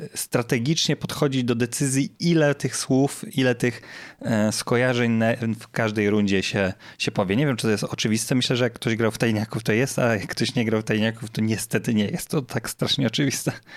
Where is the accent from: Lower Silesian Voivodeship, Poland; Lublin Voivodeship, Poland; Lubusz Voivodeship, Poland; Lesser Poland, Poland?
Lubusz Voivodeship, Poland; Zielona Góra; z mojego rodzinnego miasta